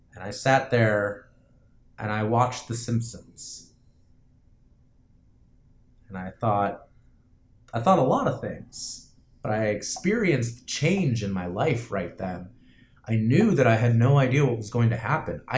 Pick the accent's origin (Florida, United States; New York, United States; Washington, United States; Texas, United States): Florida, United States; moved away as an adult; also born or lived in New Jersey; I moved from Florida, from the house that I lived in since I was 5 years old.